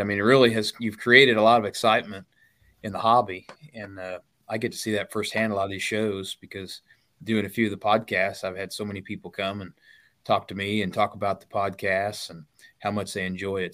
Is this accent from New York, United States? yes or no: no; Illinois, United States; I'm from Illinois